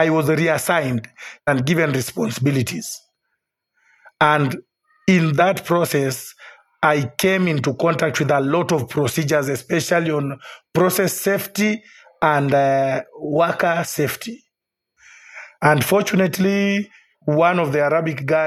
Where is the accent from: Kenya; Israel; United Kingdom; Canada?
Kenya; also born or lived in Qatar; I'm a Kenyan